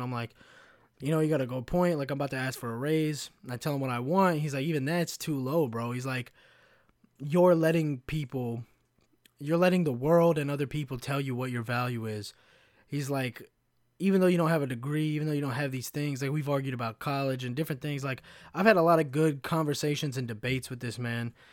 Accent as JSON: {"language": "English", "region": "Kentucky", "country": "United States", "tie": "born or raised there", "also_born_or_lived": "Chicago", "moved": "yes", "said": "I grew up in a, in a little shit town in Kentucky"}